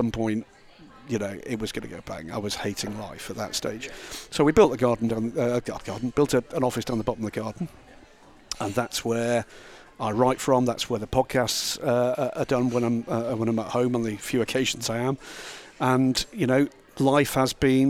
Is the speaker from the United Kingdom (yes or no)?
yes; Epsom, South East England, United Kingdom; my hometown for the Derby, the big horse race there. That's about a 10-minute walk from the house.